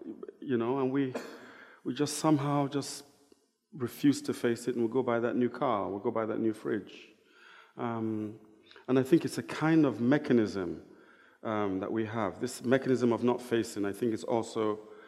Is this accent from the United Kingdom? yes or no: no; Niger Delta, Nigeria; growing up in Nigeria, you know, I'm from the Delta